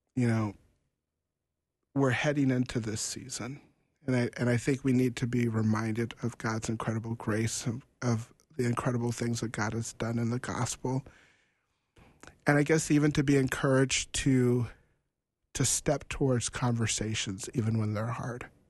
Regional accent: North Dakota, United States; we're from North Dakota

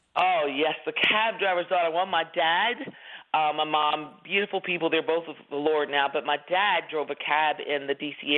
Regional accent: Washington, District of Columbia, United States; my brother and I were raised in Washington D.C. That's our hometown.

